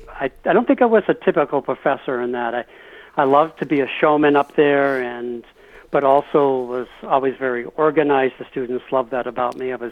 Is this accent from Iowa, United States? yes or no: no; Massachusetts, United States; also born or lived in El Paso / Maine / New Hampshire / Newfoundland; before I was 12 years old, I lived, uh, and I was born in El Paso, lived in Maine, New Hampshire, twice in Newfoundland, Canada, and then we settled in Massachusetts.